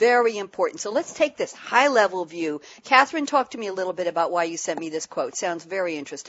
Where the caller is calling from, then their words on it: Long Island, New York, United States; Well, I'm here broadcasting from Long Island, New York, Jan, and I won't take offense at what you said. We are special.